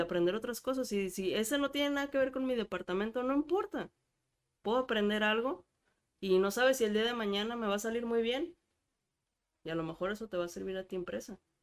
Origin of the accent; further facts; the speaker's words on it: Mexico; en México somos